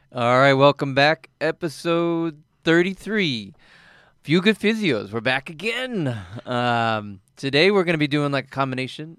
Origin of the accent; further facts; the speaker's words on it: East Coast, United States; moved away as an adult; also born or lived in Colorado; I'm originally from the East Coast